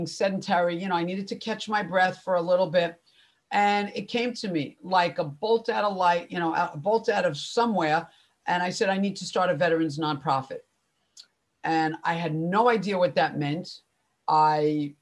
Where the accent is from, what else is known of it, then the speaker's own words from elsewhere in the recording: Long Island, New York, United States; also born or lived in Spain; I'm from New York, everyone, if you can't tell by my accent, Long Island to be specific